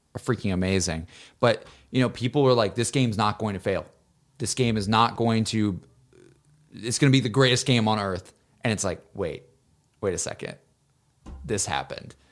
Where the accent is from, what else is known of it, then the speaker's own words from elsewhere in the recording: Alabama, United States; growing up in Alabama